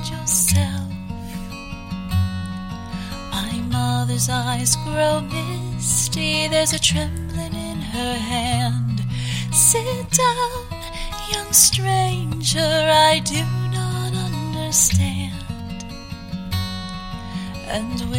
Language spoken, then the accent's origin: English; Orillia, Ontario, Canada; I grew up just outside of Orillia, Ontario